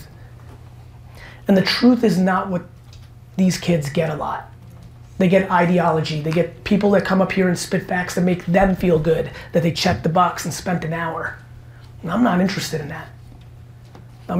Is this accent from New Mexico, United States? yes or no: no; New Jersey, United States; also born or lived in Belarus / Queens, New York; growing up in New Jersey